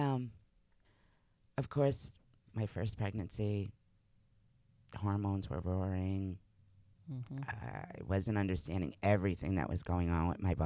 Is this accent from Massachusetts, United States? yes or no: yes; Massachusetts, United States; moved away as an adult; also born or lived in New Hampshire; I had grown up in Massachusetts